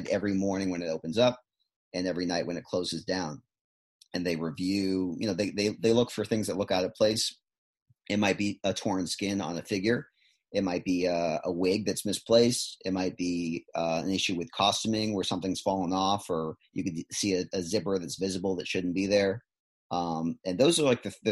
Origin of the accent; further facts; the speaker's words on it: East Bridgewater, Massachusetts, United States; moved away as an adult; also born or lived in Boston, Massachusetts; now in Florida, United States; I'm originally from East Bridgewater, Massachusetts